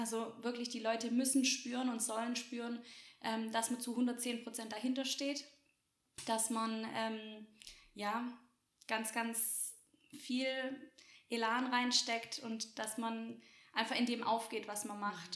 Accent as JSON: {"language": "German", "town": "Roßwälden", "region": "Baden-Württemberg", "country": "Germany", "said": "ich komme aus Roswelden, so die mhm. Ortsansässigen kennen dieses kleine Kaff."}